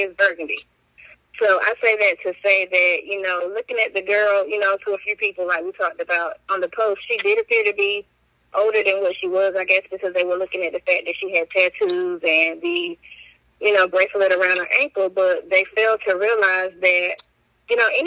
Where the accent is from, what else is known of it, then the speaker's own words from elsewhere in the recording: Wilson, North Carolina, United States; I am from Wilson, North Carolina, raised here in high school